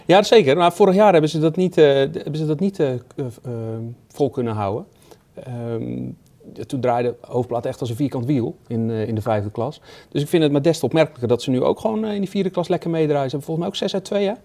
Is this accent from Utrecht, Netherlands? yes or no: no; Goes, Zeeland, Netherlands; Bij ons in Goes